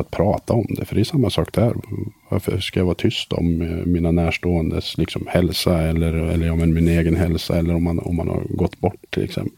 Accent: Söderhamn, Gävleborg County, Sweden; also born or lived in Sundsvall; Jag växte upp i Söderhamn en eh, liten stad

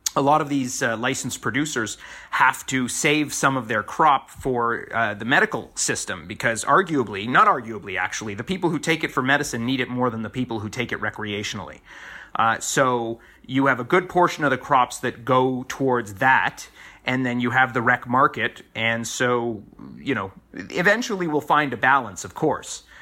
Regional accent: Toronto, Ontario, Canada; moved away; So being able to be in my hometown

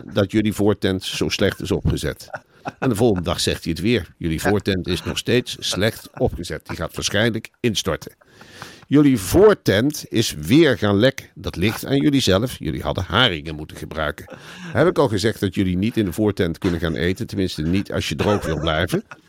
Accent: Netherlands; Wij als Nederlanders hebben eigenlijk hetzelfde gedrag in Spanje.

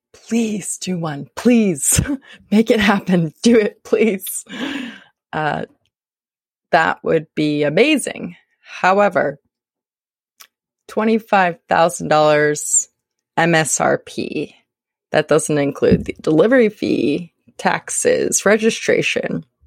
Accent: Indiana, United States; now in Arizona, United States; I'm from Indiana, Midwest.

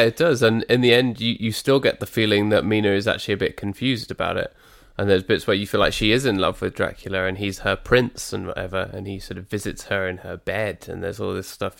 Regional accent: United Kingdom; proud to be British.

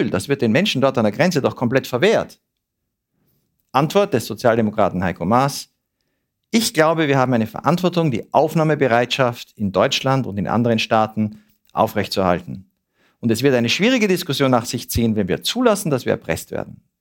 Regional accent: Switzerland; Das wollen wir als Schweizer ja auch nicht, dass unsere Polizei sich so verhält.

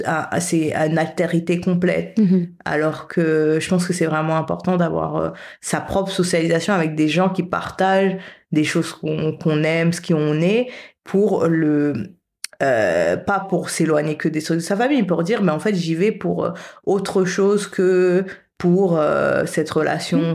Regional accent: France; moved away as an adult; also born or lived in Paris / Canada / Haiti / United States; j'ai grandi en France, mais avec dans une famille haïtienne classique

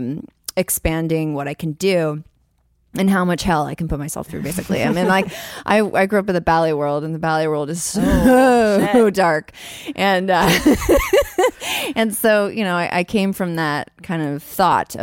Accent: San Francisco, California, United States; moved away; come back home to San Francisco because I've never done a big production in my hometown ever, like, ever. And I grew up in the Haight-Ashbury.

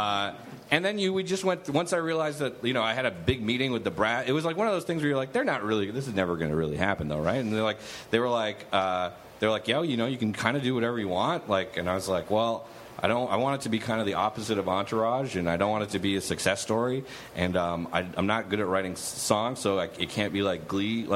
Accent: Canada; I'm Canadian

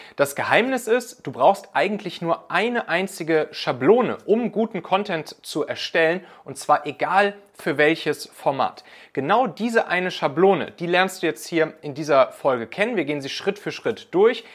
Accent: Hamburg, Germany; moved away; in der Superbude in Altona, meiner alten Heimat hier

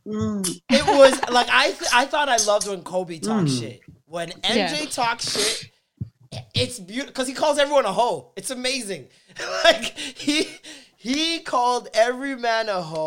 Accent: Jamaica; a Jamaican

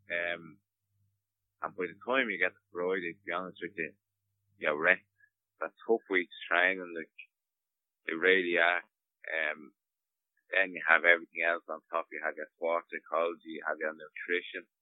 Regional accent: Dublin, Leinster, Ireland; I'm from Dublin, so I go home to my own house.

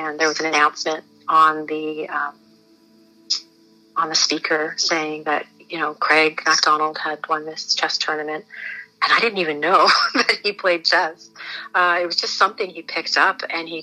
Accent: Toronto, Ontario, Canada; We grew up in Scarborough

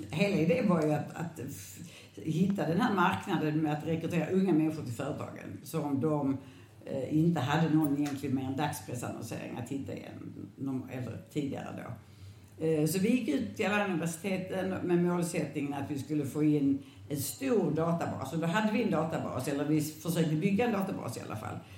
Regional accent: Landskrona, Skåne, Sweden; now in Lund, Sweden; Jag är född i Landskrona

